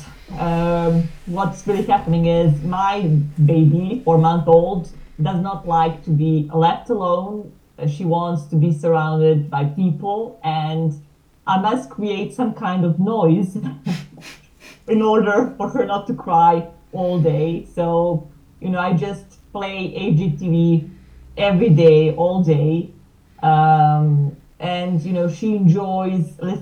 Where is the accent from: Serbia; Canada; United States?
Serbia; small town near Belgrade; English is a second language; I come from Serbia, Belgrade. Actually, I was born in a small town nearby, but now currently I live and work in Belgrade